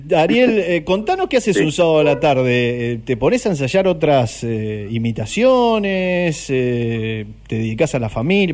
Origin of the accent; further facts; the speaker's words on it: Necochea, Buenos Aires Province, Argentina; yo no nací acá en Necochea, pero los que vivimos desde muy pequeños